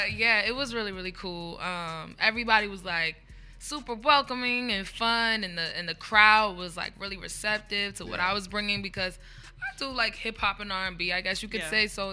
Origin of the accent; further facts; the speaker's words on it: Philadelphia, Pennsylvania, United States; I'm originally from South Philly, but then I moved uptown.